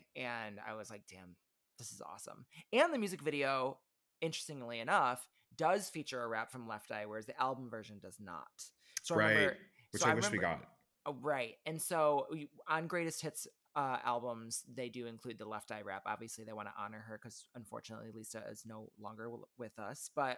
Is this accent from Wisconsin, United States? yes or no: no; Benton Harbor, Michigan, United States; I grew up in Benton Harbor, Michigan. We did not live super far from Chicago. We were about 90 minutes away from Chicago.